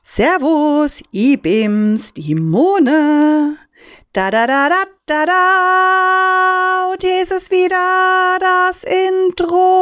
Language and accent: German; Kaiserslautern, Rhineland-Palatinate, Germany; accent: Palatine dialect of Kaiserslautern; in die Welt meiner Heimatstadt. Besser gesagt, in den Dialekt meiner Heimatstadt